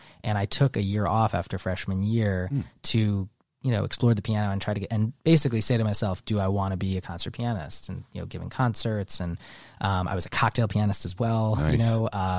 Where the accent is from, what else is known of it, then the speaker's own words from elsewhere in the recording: Manhattan, New York, United States; also born or lived in Westport, Connecticut; I grew up in Manhattan.